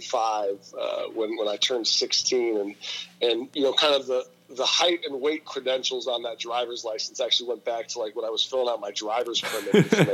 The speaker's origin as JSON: {"language": "English", "region": "West Coast", "country": "United States", "tie": "born or raised there", "said": "I grew up out on the West Coast."}